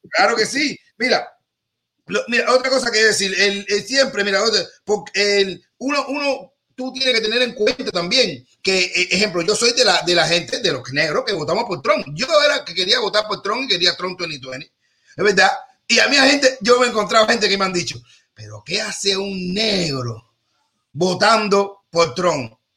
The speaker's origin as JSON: {"language": "Spanish", "country": "Cuba"}